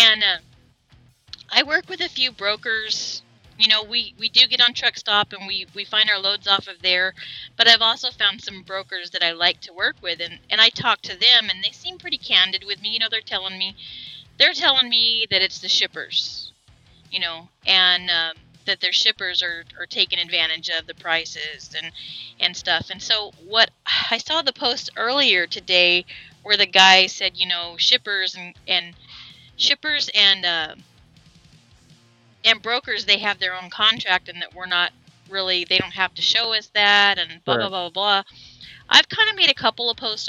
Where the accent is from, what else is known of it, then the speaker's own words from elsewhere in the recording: Arizona, United States; We're from Arizona